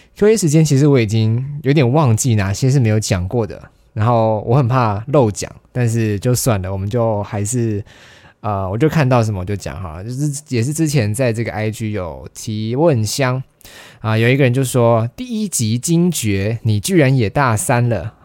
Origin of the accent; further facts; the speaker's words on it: Kaohsiung, Taiwan; moved away as an adult; now in Taipei, Taiwan; 我是在高雄长大嘛，然后我上了台北之后